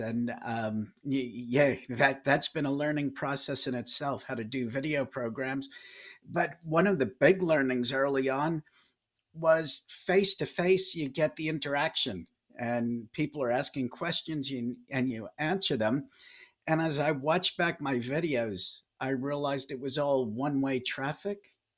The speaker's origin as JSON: {"language": "English", "town": "New York City", "region": "New York", "country": "United States", "tie": "born or raised there", "also_born_or_lived": "Dallas", "moved": "as an adult", "lives_now": "Wellington, New Zealand", "said": "I grew up in New York City"}